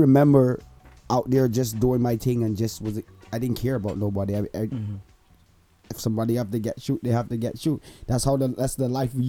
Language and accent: English; Barbados; now in Canada; I hail from Barbados. I'm a Bajan. I'm living here in Canada.